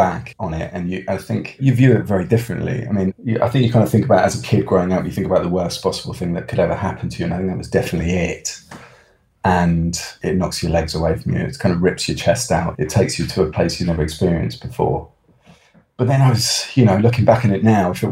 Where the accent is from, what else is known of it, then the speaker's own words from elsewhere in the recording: Oxford, South East England, United Kingdom; I grew up near Oxford, which was a lovely place to grow up